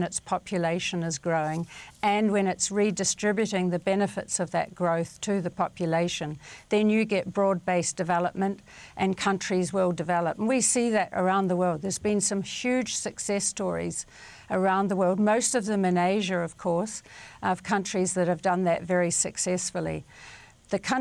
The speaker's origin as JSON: {"language": "English", "country": "New Zealand", "tie": "born or raised there", "said": "growing up in New Zealand"}